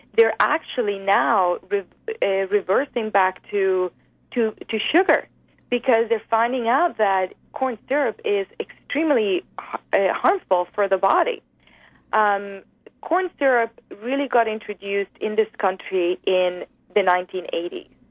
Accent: Spain; moved away; I grew up in Spain on the Mediterranean diet

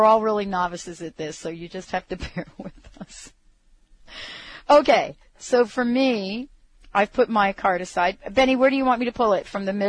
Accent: the South, Southern United States, United States; accent: southern; I'll give you my southern accent here in a minute

